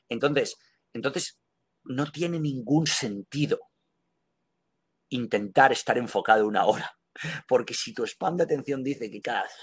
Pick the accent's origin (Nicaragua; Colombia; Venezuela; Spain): Spain; moved away; que es algo que lancé cuando salí de España.